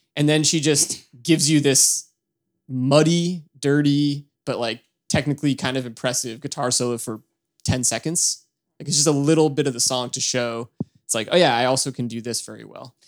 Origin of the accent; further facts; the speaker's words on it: near Boston, Massachusetts, United States; I grew up near Boston